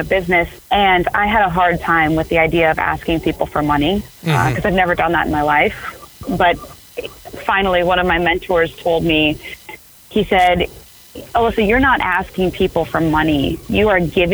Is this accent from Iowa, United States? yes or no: yes; Cedar Rapids, Iowa, United States; moved away; I'm from Cedar Rapids, Iowa. So say I'm active duty, I come back home to Cedar Rapids, Iowa